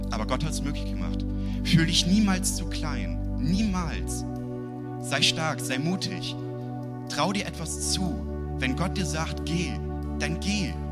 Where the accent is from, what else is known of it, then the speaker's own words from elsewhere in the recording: Uelzen, Lower Saxony, Germany; ich komme aus Uelzen. In Uelzen habe ich meinen Traumjob wahrgemacht.